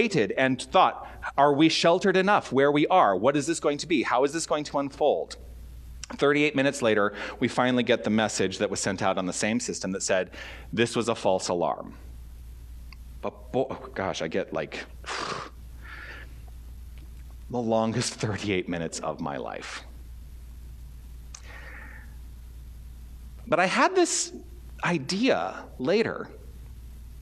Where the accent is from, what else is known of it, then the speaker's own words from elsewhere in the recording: Tucson, Arizona, United States; moved away as an adult; also born or lived in Toronto / Southern California; now in Tucson, United States; I want to return to Tucson and I want to engage in spiritual practice. I want to let my ministry thrive in my hometown